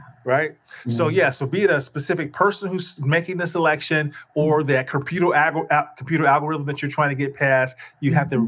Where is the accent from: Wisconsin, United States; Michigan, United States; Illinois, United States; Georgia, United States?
Illinois, United States; Chicago; and you know we're both from Chicago.